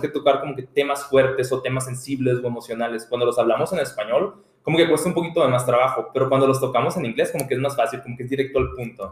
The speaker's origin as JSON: {"language": "Spanish", "country": "Mexico", "moved": "yes", "lives_now": "United States"}